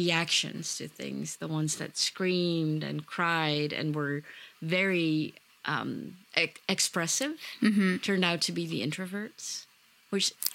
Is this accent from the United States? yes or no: no; Netherlands; Even though I grew up in the Netherlands, all my roots are back in Indonesia